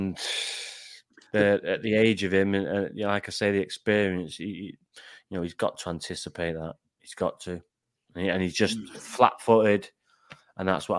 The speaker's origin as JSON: {"language": "English", "town": "Manchester", "region": "North West England", "country": "United Kingdom", "said": "I'm from Manchester"}